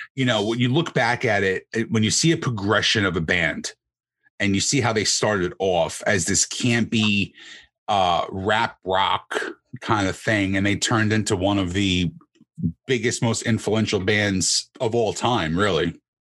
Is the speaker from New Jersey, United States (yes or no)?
yes; New Jersey, United States; I'm from New Jersey.